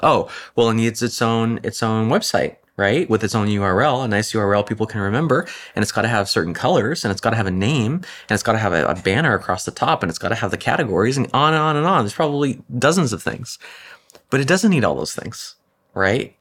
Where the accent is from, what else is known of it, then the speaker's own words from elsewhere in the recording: Orange County, California, United States; I grew up in Orange County